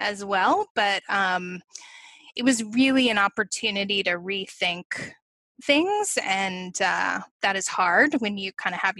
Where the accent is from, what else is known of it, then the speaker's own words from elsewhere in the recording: Virginia, United States; my home state, Virginia